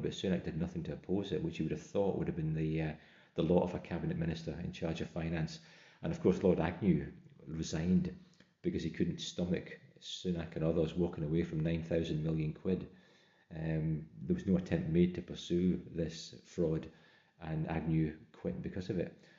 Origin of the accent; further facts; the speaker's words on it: Scotland, United Kingdom; as a Scot